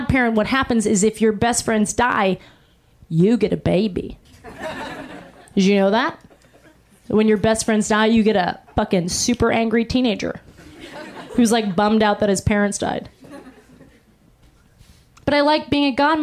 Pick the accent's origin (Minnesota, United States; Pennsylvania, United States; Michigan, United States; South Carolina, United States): Pennsylvania, United States; Pittsburgh; I was born in Pittsburgh, Pennsylvania